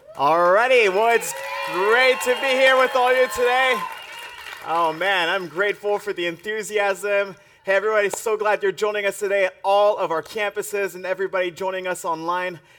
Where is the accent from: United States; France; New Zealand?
France; moved away; I grew up in the French Alps